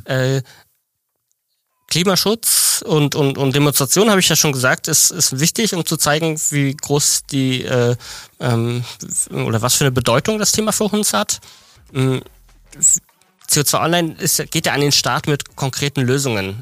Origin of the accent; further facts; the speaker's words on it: Mecklenburg-Vorpommern, Germany; ich komme auch aus dem Norden, aus Mecklenburg